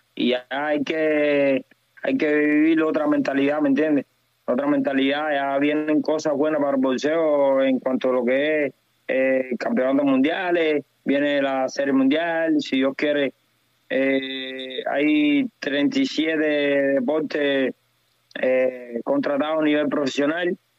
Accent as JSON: {"language": "Spanish", "country": "Cuba", "said": "yo soy cubano"}